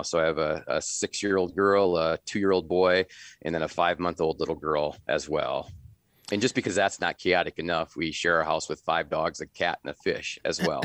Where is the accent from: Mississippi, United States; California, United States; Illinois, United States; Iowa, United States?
Iowa, United States; Northwest; also born or lived in Minnesota; now in Sioux Falls, United States; I grew up in Northwest Iowa, in the prairie pothole region of Northwest Iowa